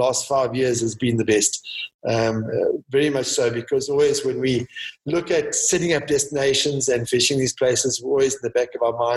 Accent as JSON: {"language": "English", "country": "South Africa", "said": "I'm South African."}